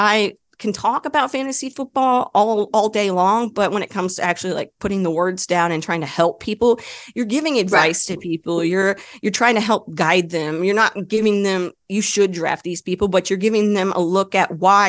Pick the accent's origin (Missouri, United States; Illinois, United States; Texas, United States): Texas, United States; Dallas; I grew up in the Dallas area, Dallas Cowboys fan.